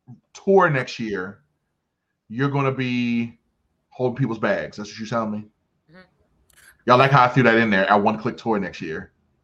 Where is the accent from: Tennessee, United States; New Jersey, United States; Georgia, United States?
New Jersey, United States; I'm from New Jersey. No, not anymore.